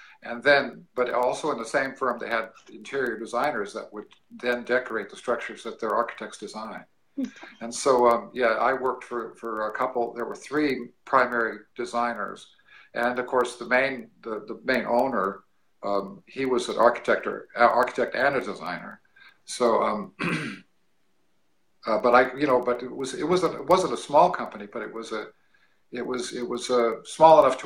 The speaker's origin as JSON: {"language": "English", "region": "California", "country": "United States", "moved": "as an adult", "lives_now": "Missouri, United States", "said": "I'm a California boy."}